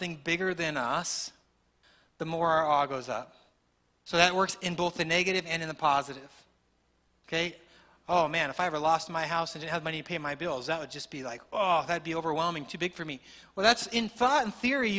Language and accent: English; Texas, United States; As a Texan